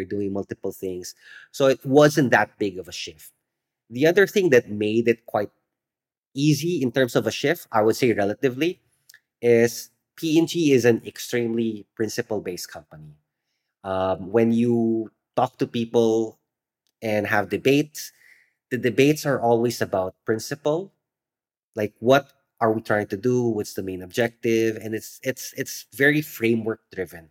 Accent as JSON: {"language": "English", "country": "Philippines", "tie": "born or raised there", "said": "growing up in the Philippines"}